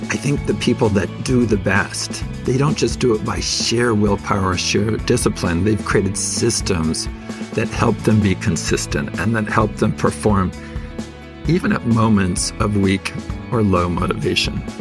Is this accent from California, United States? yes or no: yes; Fresno, California, United States; Growing up in Fresno as a Mormon, my parents were very, very faithful